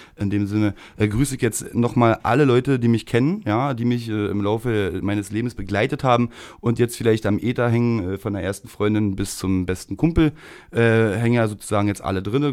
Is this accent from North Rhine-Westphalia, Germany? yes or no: no; Berlin, Germany; ich bin ja in der Rigaer Straße groß geworden